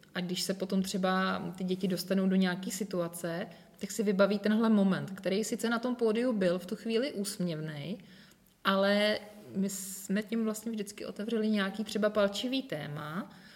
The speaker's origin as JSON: {"language": "Czech", "town": "Most", "region": "Ústí nad Labem Region", "country": "Czechia", "tie": "born or raised there", "also_born_or_lived": "Prague", "said": "chybělo mi to moje rodné město a, ti přátelé a ti všichni, takže já jsem se ve finále vrátila"}